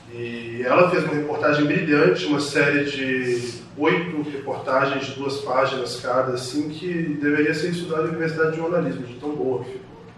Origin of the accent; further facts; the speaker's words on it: Brazil; como brasileiro